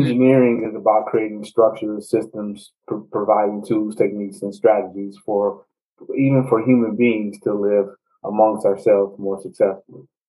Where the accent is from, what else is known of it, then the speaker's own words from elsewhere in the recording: Gary, Indiana, United States; I'm originally from Gary, Indiana